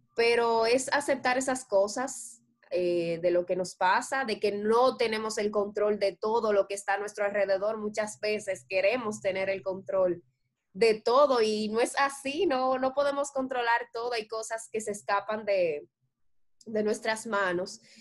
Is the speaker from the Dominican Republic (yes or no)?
yes; Dominican Republic; nosotros como dominicanos